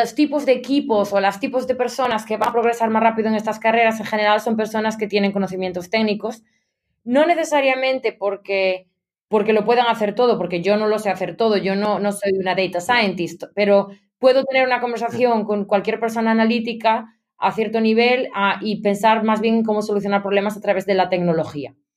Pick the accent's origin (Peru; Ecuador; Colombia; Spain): Spain; Ponteceso, Galicia; moved away as an adult; also born or lived in Barcelona, Spain; now in London, United Kingdom; yo soy originariamente de la provincia de La Coruña, de Ponteceso, que es un pueblo ah. pequeñito en la Costa da Morte